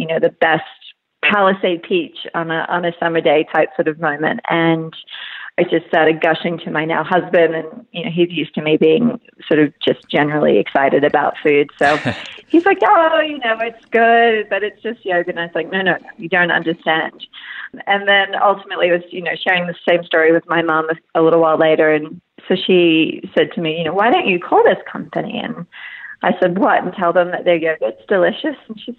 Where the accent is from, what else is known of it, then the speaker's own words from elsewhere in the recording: Queensland, Australia; moved away; I'm originally from Queensland, which is the most northeastern state in Australia